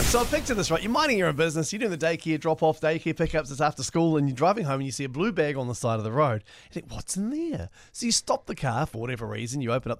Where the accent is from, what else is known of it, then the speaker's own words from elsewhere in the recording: Hastings, Hawke's Bay, New Zealand; Hastings, you know, it's my hometown.